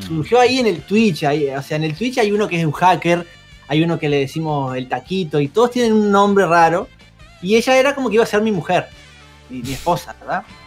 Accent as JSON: {"language": "Spanish", "country": "Uruguay", "said": "Yo vivo acá en Uruguay, soy uruguayo"}